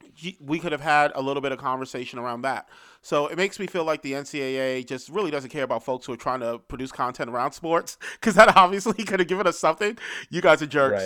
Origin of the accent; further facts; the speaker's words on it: New York City, New York, United States; I grew up in Harlem, so I grew up in a place where the drug ep-, epidemic was very much front and center